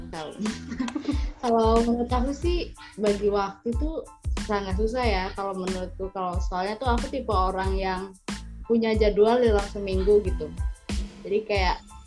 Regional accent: Central Java, Indonesia; asalnya dari Jawa Tengah

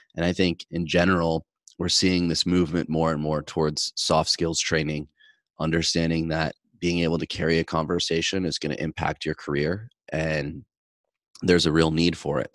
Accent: Midwest, United States; growing up in the Midwest from a blue collar background

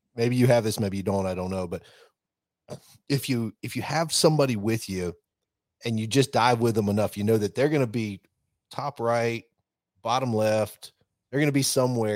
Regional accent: the South, United States; I grew up obviously in the South

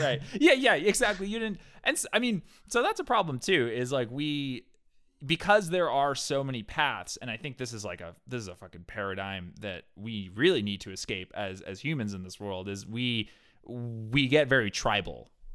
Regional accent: New Hampshire, United States; I grew up in New Hampshire.

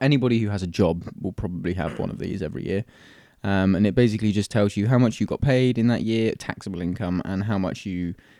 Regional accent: United Kingdom; I'm too British to riot.

